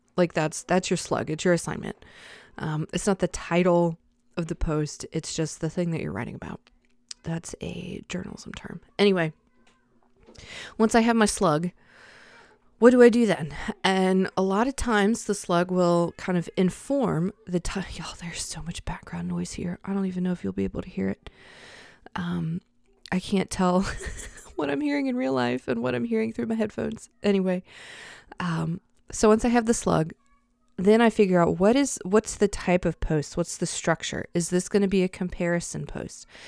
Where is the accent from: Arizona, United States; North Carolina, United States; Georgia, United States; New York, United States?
North Carolina, United States; Charlotte; I grew up in Charlotte